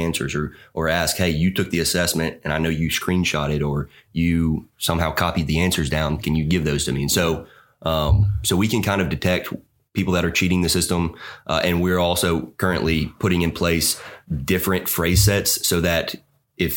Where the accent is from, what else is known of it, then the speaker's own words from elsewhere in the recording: East Coast, United States; I grew up on the East Coast